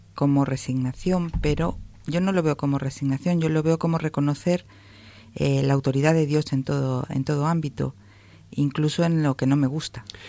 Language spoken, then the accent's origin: Spanish; Spain; moved away; nosotros somos españoles